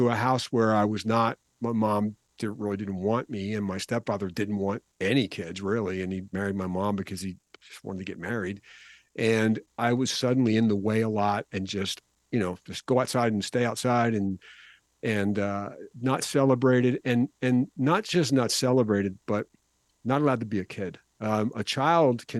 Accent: Philadelphia, Pennsylvania, United States; I'm from the Philadelphia area, and we start school a little bit later than they do in the South

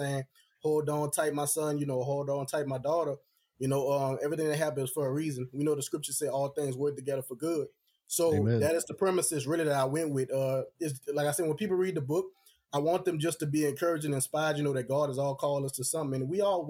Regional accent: New Orleans, Louisiana, United States; New Orleans is originally my hometown

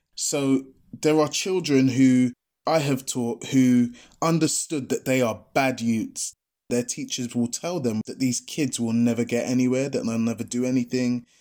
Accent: London, United Kingdom; I'm the Londoner

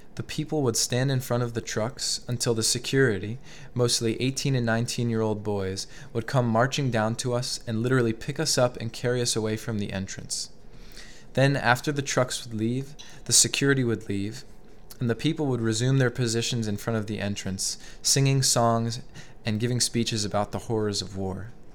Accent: Albany, New York, United States; moved away as an adult; also born or lived in Philadelphia; I grew up in Albany, New York

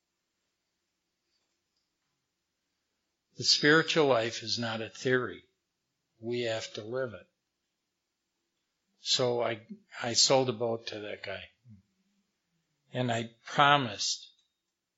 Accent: Madison, Wisconsin, United States; I grew up in Wisconsin

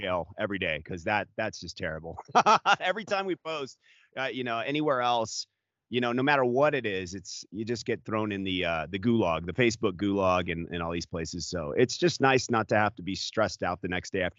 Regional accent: Anaheim, California, United States; moved away; I was born in Anaheim, California

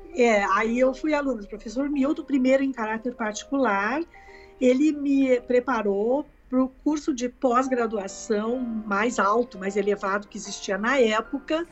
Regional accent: Caxias do Sul, Rio Grande do Sul, Brazil; now in Porto Alegre, Brazil; eu sou natural de Caxias do Sul e com quatro anos eh, a minha mãe me colocou numa professora de piano

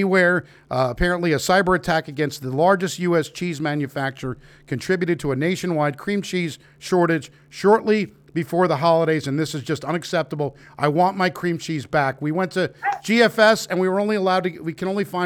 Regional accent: New York, United States; moved away as an adult; I'm from New York originally. I've been living here for 20 years.

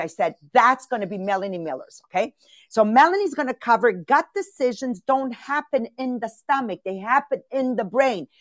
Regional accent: Castelvetere, Campania, Italy; moved away; I'm born in Castelvetri

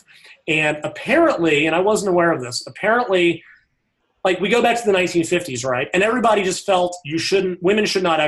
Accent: United States; I'm an American

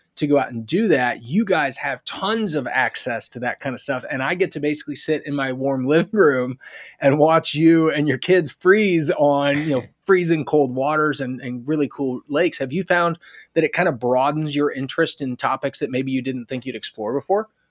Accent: United States; us Americans

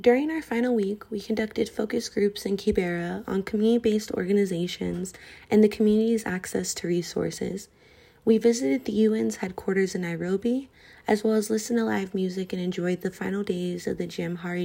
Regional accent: Colorado, United States; Growing up in Colorado, where it is extremely white

